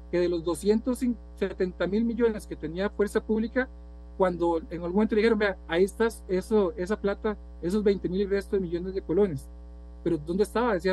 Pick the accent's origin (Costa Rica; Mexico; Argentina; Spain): Costa Rica; Y usted y yo somos hijos de Costa Rica también.